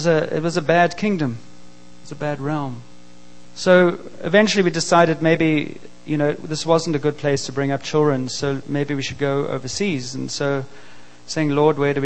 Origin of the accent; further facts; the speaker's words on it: South Africa; I grew up in South Africa and grew up in a country that was very oppressed at the time